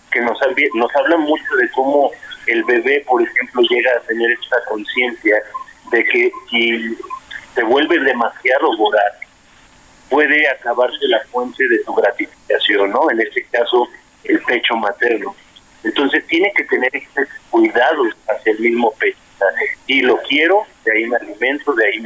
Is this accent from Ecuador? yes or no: no; Mexico; parte de nuestra eh, identidad como mexicanos.